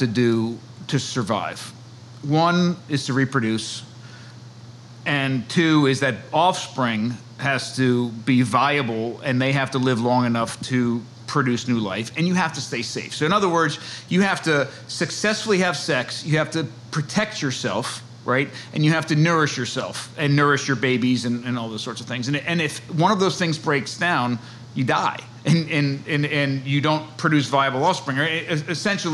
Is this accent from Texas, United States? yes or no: no; New Jersey, United States; moved away as an adult; now in Chestertown, Maryland, United States; I'm from New Jersey. My wife and I are both from New Jersey